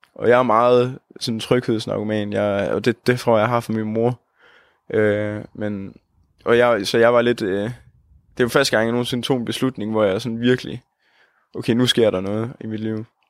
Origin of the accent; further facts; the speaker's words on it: Holsted, Southern Denmark, Denmark; moved away as an adult; now in Odense, Denmark; jeg kommer fra Jylland, en lille by, der hedder Holsted, hvor der bor en 3.000 mennesker. Og så, øh, men så er jeg så flyttet til Odense nu her